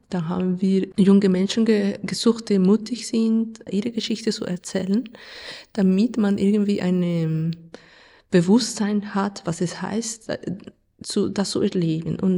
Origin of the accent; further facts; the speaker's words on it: Colombia; German is a second language; Also ich komme aus Kolumbien und Kolumbien ist ein Land mit Krieg. Wir haben einen Bürgerkrieg seit 70 Jahren. Und von dem her, das Thema Krieg ist für mich nicht neu. Ich bin so aufgewachsen in ein Land